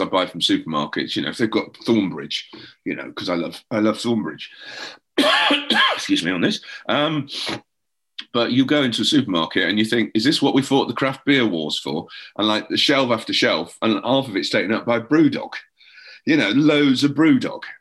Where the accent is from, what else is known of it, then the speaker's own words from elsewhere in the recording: Llandudno, Wales, United Kingdom; moved away as an adult; now in England; I grew up where I grew up in. It's called Llandudno